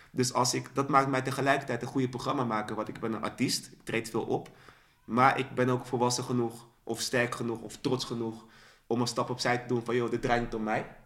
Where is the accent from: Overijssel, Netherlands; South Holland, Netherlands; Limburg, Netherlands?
South Holland, Netherlands; Dordrecht; Ehm, wij komen uit Dordrecht. Ja. Dus we hadden zo een underdog-positie.